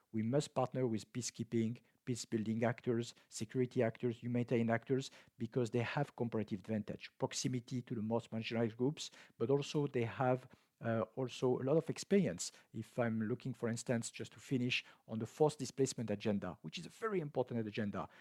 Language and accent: English; France; moved away; my home country, France